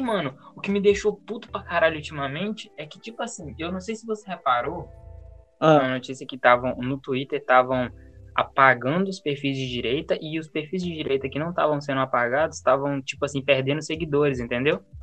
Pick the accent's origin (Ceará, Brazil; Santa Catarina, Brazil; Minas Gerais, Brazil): Minas Gerais, Brazil; accent: mineiro; moved away; o meu sotaque de mineiro